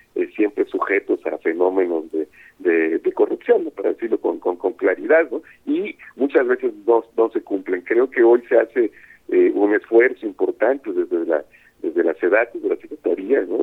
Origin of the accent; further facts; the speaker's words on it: Coatzacoalcos, Veracruz, Mexico; yo soy de Coatzacoalcos